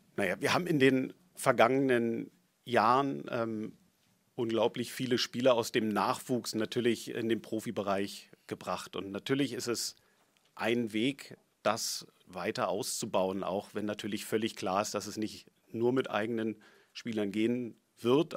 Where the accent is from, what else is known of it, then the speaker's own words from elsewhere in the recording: Berlin, Germany; ich bin Berliner, ich bin Herr Hertaner durch und durch